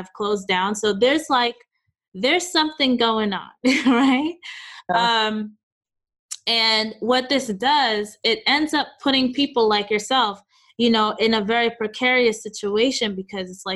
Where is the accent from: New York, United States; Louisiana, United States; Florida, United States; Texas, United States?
New York, United States; moved away as an adult; also born or lived in Oakland / Chicago; now in Los Angeles, United States; So I've lived in New York, born and raised in New York, lived in Oakland after for, like, let's say a couple years, 2.5 years. Then I moved to Chicago, lived there for about 7 years, and then now we live in Los Angeles